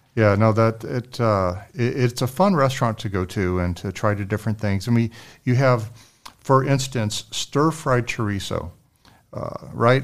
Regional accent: San Antonio, Texas, United States; we're all from San Antonio, born and raised

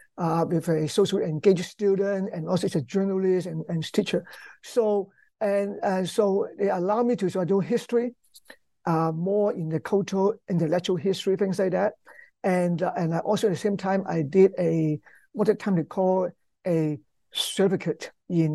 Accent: Hong Kong; I grew up in Hong Kong

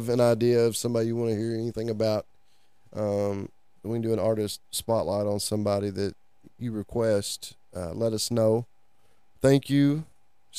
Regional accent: United States; I'm not from Appalachia, but we're from the foothills of Appalachia

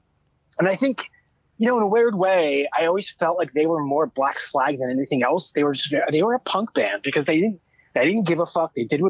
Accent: Lancaster, Pennsylvania, United States; moved away as an adult; also born or lived in Philadelphia / New York; now in Toronto, Canada; I grew up in Lancaster, Pennsylvania. Stayed there until I was 18. Moved to Philadelphia to go to college. Stayed there another 4 years after graduating. Went to New York for 13 years, and then we've been in Toronto for 2.5.

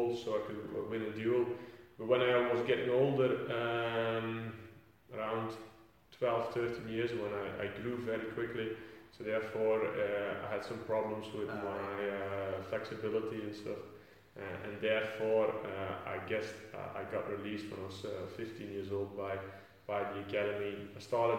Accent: Flanders, Belgium; first language Dutch; English is a second language; moved away as an adult; now in England; back in Belgium. Back in my hometown

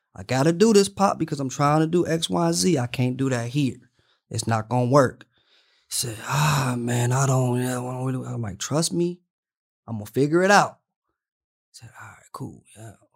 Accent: Detroit, Michigan, United States; moved away as an adult; now in Los Angeles, United States; I'm from Detroit.

